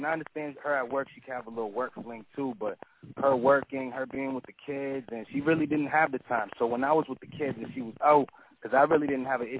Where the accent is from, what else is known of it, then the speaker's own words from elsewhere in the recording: Boston, Massachusetts, United States; you know, I'm from Boston, so it's kind of rent, the rent is high.